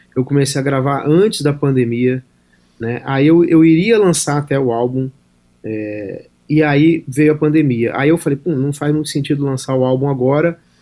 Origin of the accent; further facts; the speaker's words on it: Brasília, Federal District, Brazil; Sou de Brasília